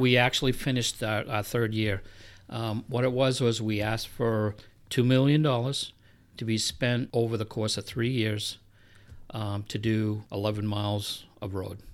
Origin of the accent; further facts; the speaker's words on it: Milford, New Hampshire, United States; moved away as an adult; also born or lived in Florida; now in New Boston, United States; I grew up in Milford